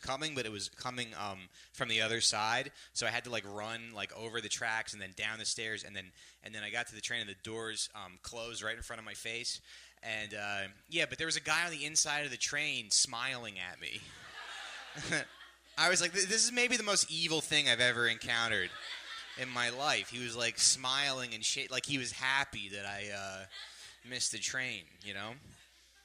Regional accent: New Jersey, United States; I'm from Jersey originally. And, yeah, but Jersey was funny because growing up there

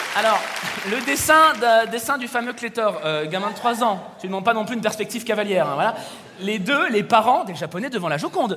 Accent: Paris, Île-de-France, France; je suis parisien et superficiel J'habite une ville, il fait gris 300 jours par

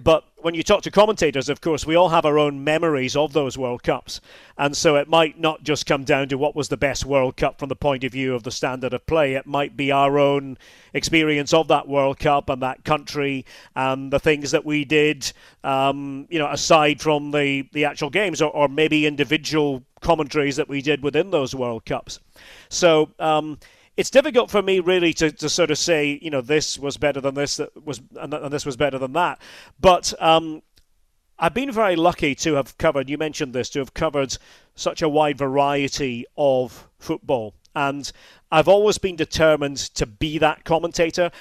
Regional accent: Scotland, United Kingdom; I grew up in the U K

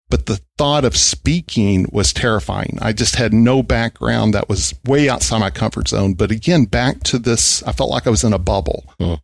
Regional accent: Vernon, Texas, United States; Yeah, you know, I grew up in a small town, Vernon, Texas. Never went to college, and really good parents. I was the youngest of four by a lot.

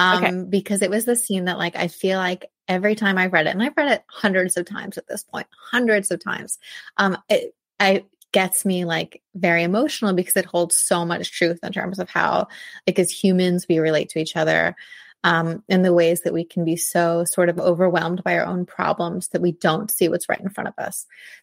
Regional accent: Ohio, United States; So I grew up in in rural Ohio in this town of 1300, which is tiny, like 1300 people. And I wasn't from there. I moved there when I was 5.

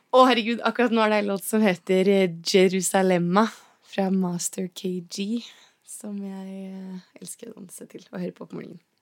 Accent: Geilo, Buskerud, Norway; also born or lived in Oslo; når man er født og oppvokst på Geilo

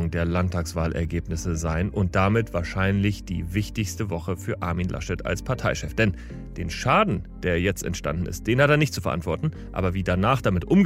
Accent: Hamburg, Germany; St. Pauli. St. Pauli ist meine Heimat, mein Verein, mein Viertel.

